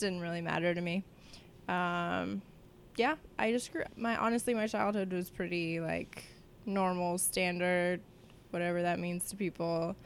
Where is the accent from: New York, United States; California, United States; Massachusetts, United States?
California, United States; Vista; I grew up in North San Diego in a small city called Vista.